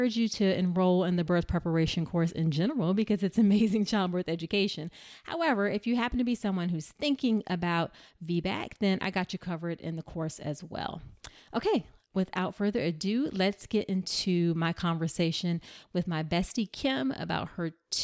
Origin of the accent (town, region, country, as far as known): Hampton, Virginia, United States; born or raised there